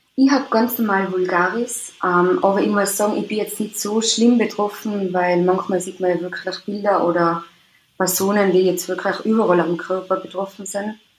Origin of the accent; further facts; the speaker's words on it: Austria; also born or lived in Tyrol; ich komme aus Österreich, also in Tirol wohne.